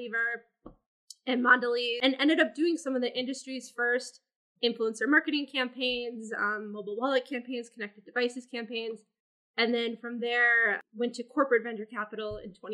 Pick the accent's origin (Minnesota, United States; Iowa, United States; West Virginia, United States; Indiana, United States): Minnesota, United States; moved away as an adult; now in New York, United States; grew up in Minnesota, which you only really hear when I say I'm from Minnesota